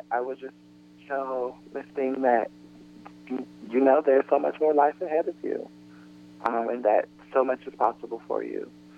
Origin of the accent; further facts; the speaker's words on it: Atlanta, Georgia, United States; now in Brooklyn, United States; I am originally from Atlanta, Georgia